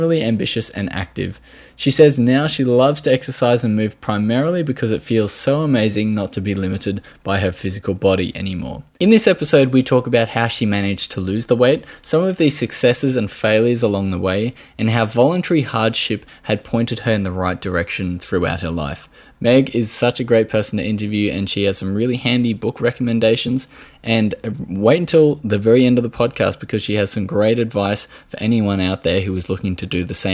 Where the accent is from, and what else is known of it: Australia